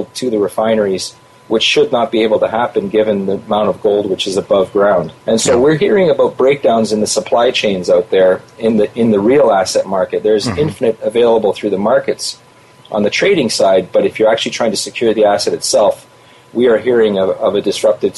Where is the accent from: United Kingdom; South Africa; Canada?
Canada; I'm a Canadian